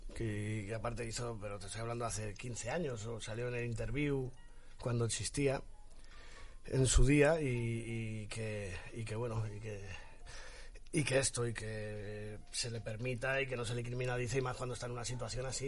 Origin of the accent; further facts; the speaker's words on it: Pinoso, Valencian Community, Spain; Mi pueblo es Pinoso.